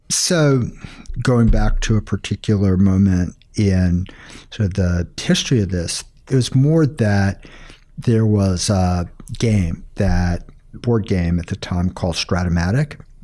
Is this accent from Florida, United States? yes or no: no; outside of Boston, Massachusetts, United States; Outside of Boston, Massachusetts